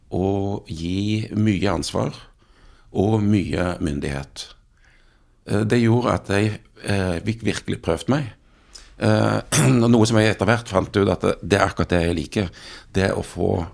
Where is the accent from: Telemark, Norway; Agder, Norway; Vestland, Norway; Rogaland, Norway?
Rogaland, Norway; Jæren; jeg vokste opp på, på Jæren